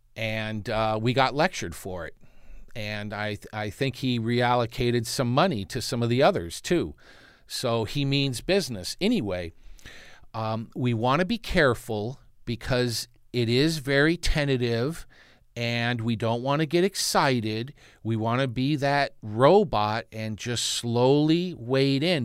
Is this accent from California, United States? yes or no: yes; Santa Monica, California, United States; I, I grew up in Santa Monica, California, which is a neighbor to Malibu